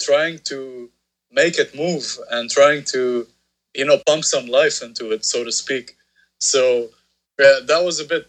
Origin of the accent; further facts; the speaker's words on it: Beirut, Beirut Governorate, Lebanon; … was a band that I grew up watching here in Beirut